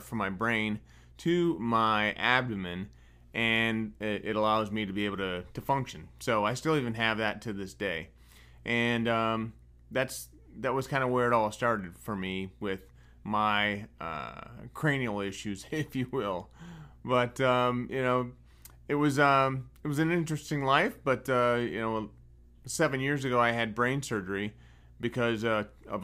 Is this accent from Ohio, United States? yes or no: yes; Northwest Ohio, United States; I was born and raised in Northwest Ohio on a tomato farm